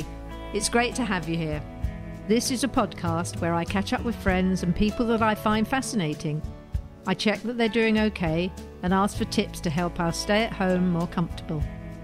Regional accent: London, United Kingdom; No, I was northwest London. I was in Easton, near the football ground.

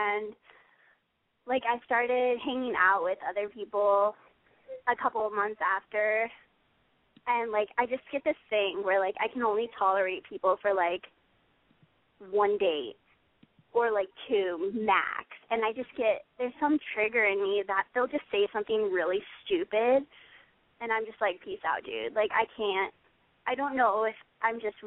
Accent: Midwest, United States; moved away; also born or lived in Los Angeles; I am in L.A. right now, but I'm from the Midwest.

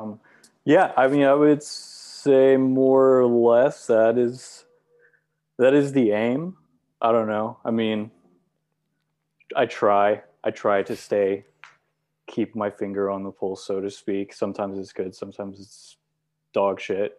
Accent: Oklahoma City, Oklahoma, United States; I was born in Oklahoma City

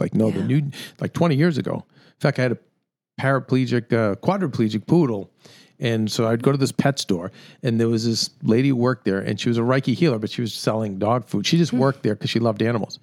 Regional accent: United States; I'm an American

